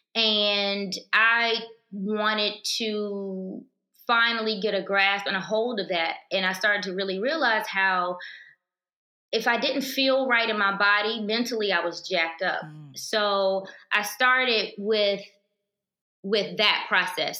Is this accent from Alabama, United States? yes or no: yes; Alabama, United States; moved away as an adult; also born or lived in Virginia; I grew up in Alabama. I'm a country girl